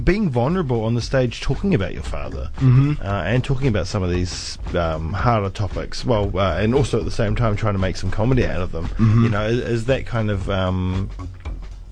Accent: New Zealand; our nation, Aotearoa

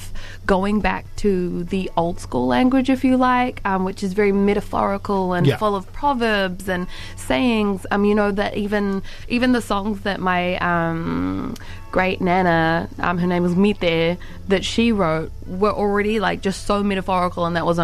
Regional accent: Waikato, New Zealand; I'm from Te Puaho Waikato. I'm from Tainui

